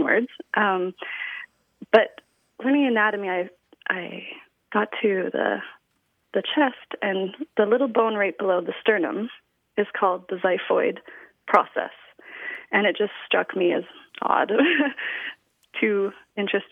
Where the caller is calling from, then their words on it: Osoyoos, British Columbia, Canada; calling from Osoyoos, British Columbia, Canada.